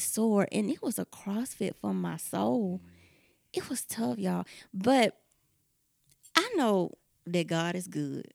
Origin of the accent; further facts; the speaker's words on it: the South, United States; we're from the South